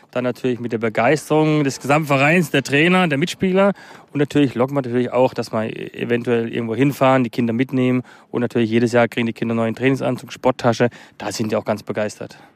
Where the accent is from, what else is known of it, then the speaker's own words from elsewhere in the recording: Karlsruhe, Baden-Württemberg, Germany; Ich habe bei München schon immer und wo ich herkomme, Karlsruhe SC.